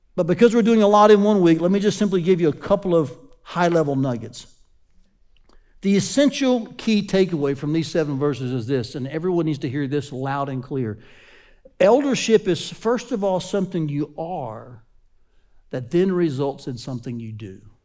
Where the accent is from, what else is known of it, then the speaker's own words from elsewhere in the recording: Chattanooga, Tennessee, United States; Growing up in Chattanooga, Tennessee, um, my pastor's name was Doctor Lee Robertson.